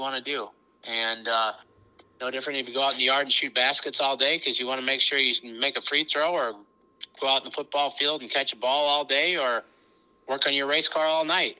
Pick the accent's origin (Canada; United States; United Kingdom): United States; Minnesota; grew up in Minnesota, small town, thousand people